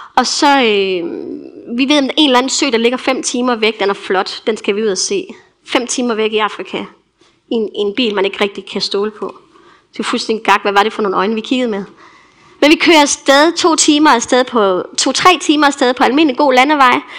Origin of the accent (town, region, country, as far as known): Denmark; also born or lived in Tanzania